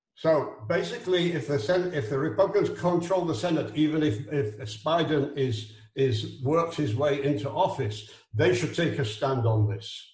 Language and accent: English; Israel; I'm from Israel. I'm not an American